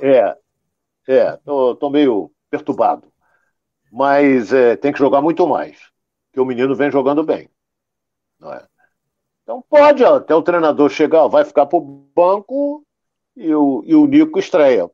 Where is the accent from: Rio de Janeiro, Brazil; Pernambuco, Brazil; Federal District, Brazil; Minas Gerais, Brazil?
Rio de Janeiro, Brazil; eu sou do Rio de Janeiro